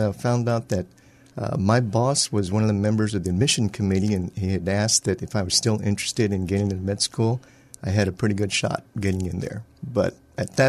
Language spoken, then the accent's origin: English; San Antonio, Texas, United States; I'm actually a native of San Antonio. So I was born and raised here